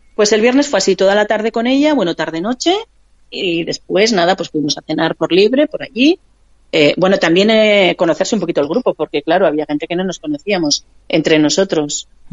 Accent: Vitoria-Gasteiz, Basque Country, Spain; yo soy de Vitoria

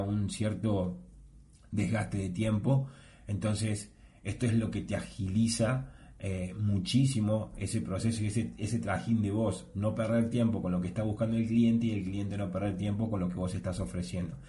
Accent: Argentina; yo soy de Argentina

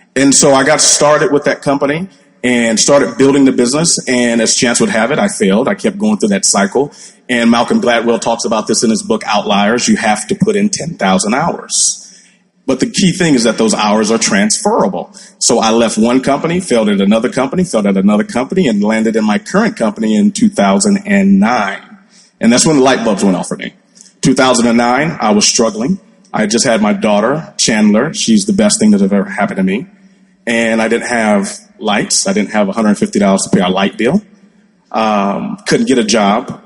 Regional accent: Nigeria; now in United States; I was born in the States and raised over in Nigeria

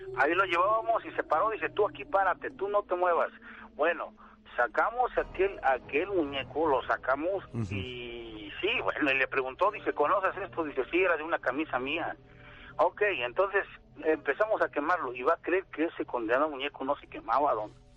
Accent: Santa Cruz Atizapán, State of Mexico, Mexico; allá en mi pueblo. Soy de Santa Cruz, Atizapán, del Estado de México

